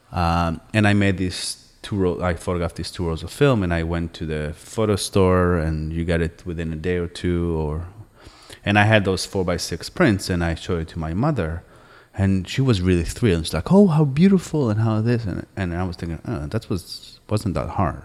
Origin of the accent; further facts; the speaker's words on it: Jerusalem, Jerusalem District, Israel; moved away as an adult; also born or lived in New York / Boston; I grew up in Jerusalem